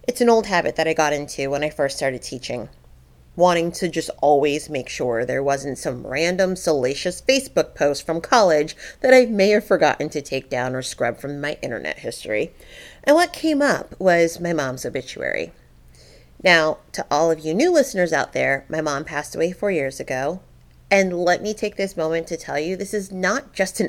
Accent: Middletown, United States; born or raised there

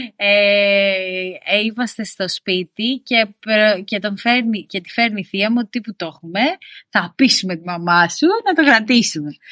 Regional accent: Corfu, Ionian Islands, Greece; μεγάλωσα στην Κέρκυρα

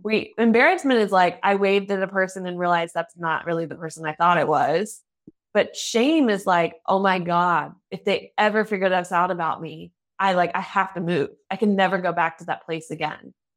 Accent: United States; now in Germany; I'm an American living in Germany, though still learning the language

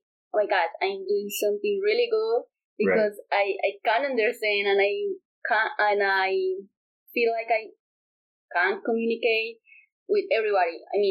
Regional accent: Colombia; English is a second language; also born or lived in Boston, United States / London, United Kingdom / Australia; I'm from Colombia and I live in a small city called Envigado. I'm 24

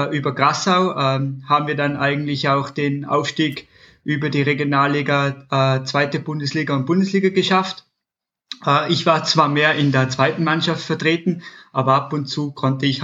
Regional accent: Tyrol, Austria; klassischer polysportive Grundausbildung im, im Sport mit Skifahren bei uns in, in Tirol äh, Tennis, Fußball, also relativ polysportiv aus, aufgewachsen bis so ins 15., 16. Lebensjahr.

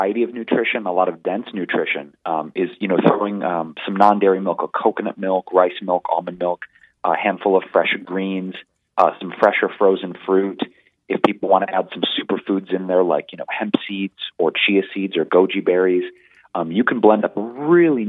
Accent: Detroit, Michigan, United States; In the 90s, growing up in Detroit, Michigan, it was a little hard

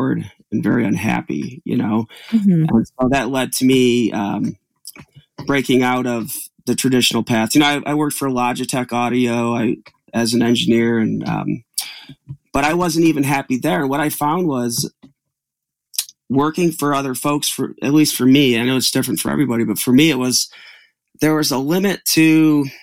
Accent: Utica, New York, United States; also born or lived in Albany, New York; I grew up in Utica, New York, which is a small town

